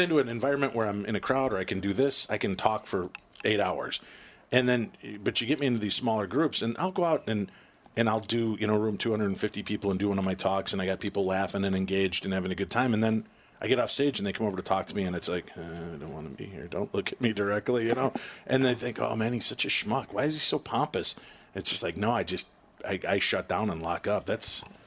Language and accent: English; United States; I'm from America